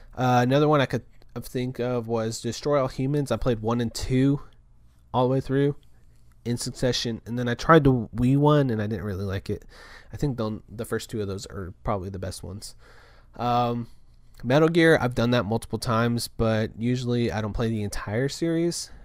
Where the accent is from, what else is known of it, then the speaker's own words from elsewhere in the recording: Kerrville, Texas, United States; we're at my hometown